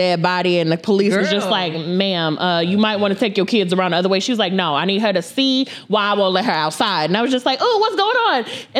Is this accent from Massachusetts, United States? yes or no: no; North Las Vegas, Nevada, United States; I grew up in the city of Las Vegas, North Las Vegas. I moved here back in 2002.